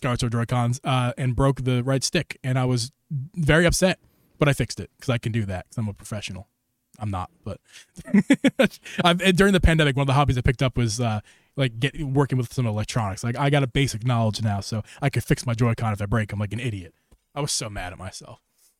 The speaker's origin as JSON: {"language": "English", "town": "Philadelphia", "region": "Pennsylvania", "country": "United States", "said": "We found out that we're from the Philly area, of the Philly."}